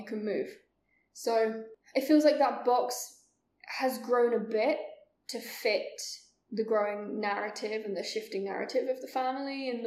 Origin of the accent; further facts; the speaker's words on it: England, United Kingdom; Being English